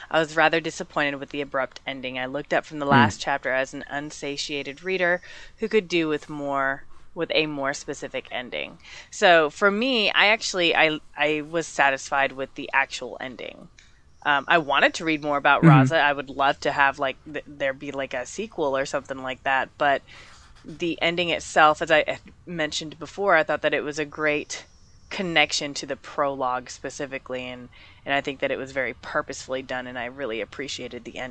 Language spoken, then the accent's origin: English; United States; I'm American